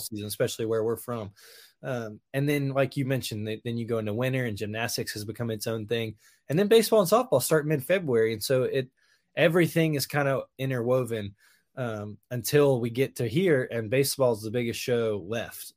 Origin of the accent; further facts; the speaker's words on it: Hoover, Alabama, United States; I grew up in Hoover